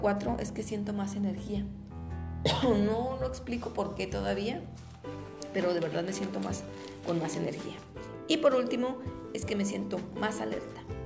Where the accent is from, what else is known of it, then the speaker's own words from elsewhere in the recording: Torreón, Coahuila, Mexico; los que somos de aquí de Torreón